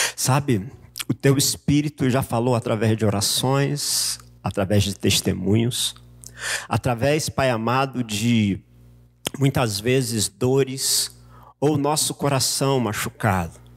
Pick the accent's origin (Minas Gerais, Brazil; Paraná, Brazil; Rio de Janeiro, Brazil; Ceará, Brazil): Rio de Janeiro, Brazil; now in São Paulo, Brazil; Como eu sou carioca, eu vim para São Paulo